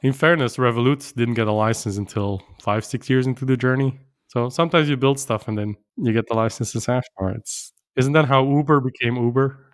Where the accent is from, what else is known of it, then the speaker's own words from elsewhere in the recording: Brussels, Brussels-Capital Region, Belgium; they're based in Brussels, my hometown